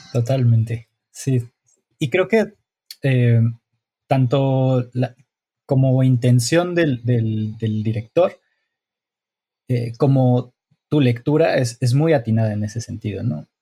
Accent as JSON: {"language": "Spanish", "country": "Mexico", "said": "yo como mexicano"}